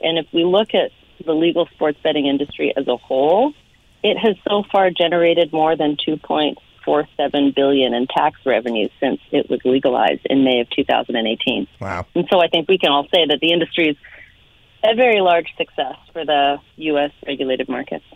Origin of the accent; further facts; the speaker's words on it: Canada; moved away; also born or lived in Las Vegas; as a Canadian